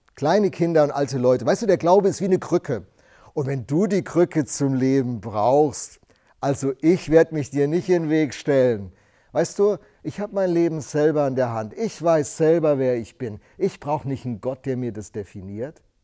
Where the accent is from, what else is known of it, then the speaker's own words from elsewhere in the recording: Rhenish Hesse, Rhineland-Palatinate, Germany; Ich bin in einer Weingegend groß geworden in Rheinhessen